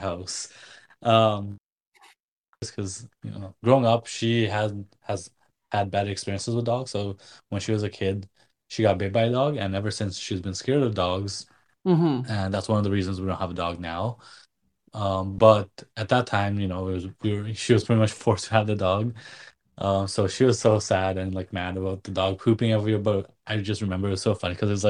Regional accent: Nepal; moved away; growing up in Nepal, my dad was a vet

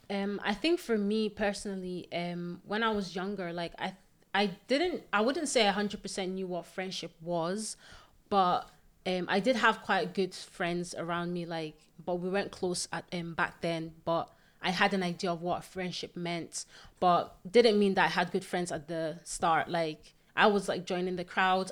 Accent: Nigeria; also born or lived in Scotland; now in Paisley, United Kingdom; I am originally from Nigeria. Yeah. And I currently live in Scotland.

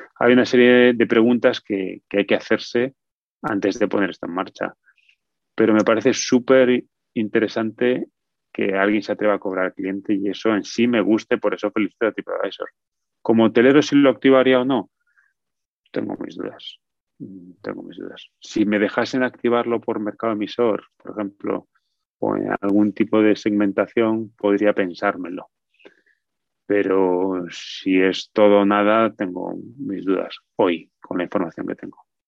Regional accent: Spain; now in United States; Yo soy nacionalista español, o sea, tengo nacionalidad española

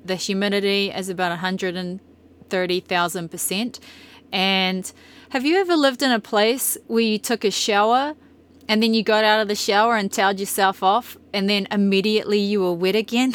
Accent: New Zealand; moved away as an adult; also born or lived in Brisbane, Australia / Tokoroa, New Zealand; now in Bountiful, Utah, United States; about being a Kiwi

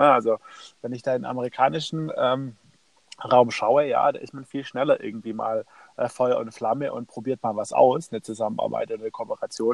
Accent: Stuttgart, Baden-Württemberg, Germany; Ich komme aus, aus Stuttgart

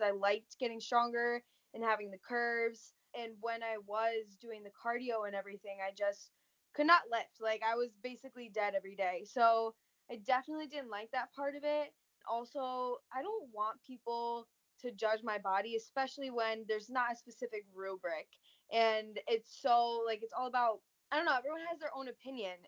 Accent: Connecticut, United States; I'm from Connecticut. I've always been in Connecticut, actually, pretty much my whole life.

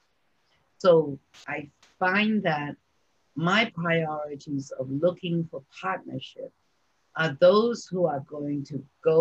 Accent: New York City, New York, United States; I grew up in New York City

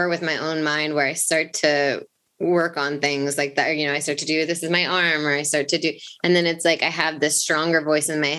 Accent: England, United Kingdom; we were raised in England

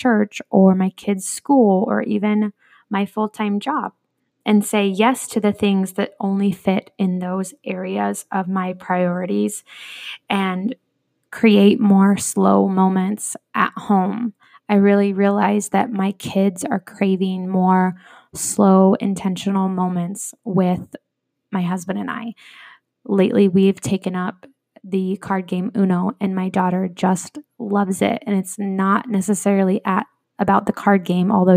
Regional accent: Iowa, United States; also born or lived in California / Phoenix metro area; now in Phoenix, United States; I was born in California, raised in Iowa

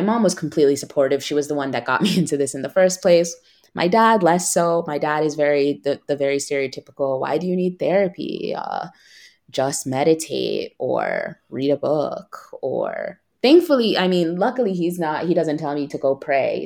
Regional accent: United States; moved away as an adult; now in Milan, Italy; I'm still American. America is my home

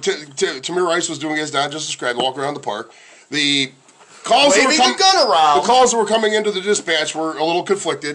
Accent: Cleveland, Ohio, United States; I grew up on West Boulevard

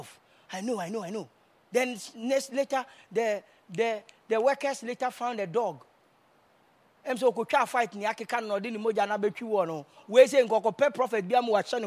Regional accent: Kumasi, Ashanti, Ghana; I'm from Kumasi

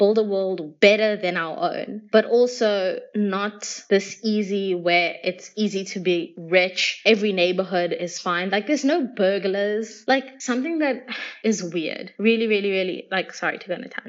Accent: South Africa; I'm South African

